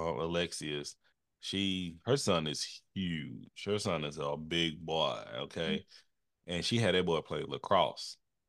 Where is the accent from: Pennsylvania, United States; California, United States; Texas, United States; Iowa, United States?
Texas, United States; I'm from Texas.